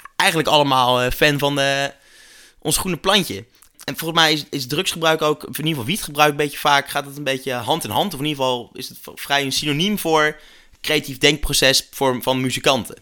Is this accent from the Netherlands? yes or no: yes; Netherlands; als Nederlander